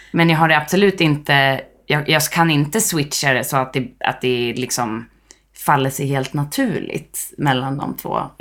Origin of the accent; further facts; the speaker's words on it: Härnösand, Västernorrland County, Sweden; also born or lived in Zambia / Angola / Mozambique; Jag är från Härnösand, där vi sitter idag. Men jag har ju också vuxit upp eh, i en massa olika länder med bas i Härnösand.